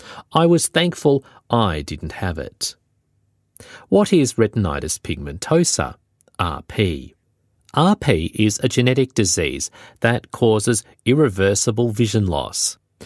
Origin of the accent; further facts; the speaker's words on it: Tasmania, Australia; now in Melbourne, Australia; I never went back to work in my home state of Tasmania again. Instead, I moved to Melbourne.